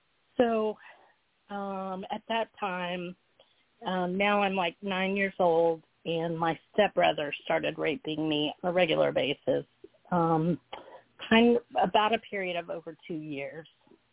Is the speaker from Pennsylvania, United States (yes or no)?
no; Texas, United States; also born or lived in Georgia; So I was born in Georgia, and I lived there for just a few short months because my father was in the military, so we moved to Texas.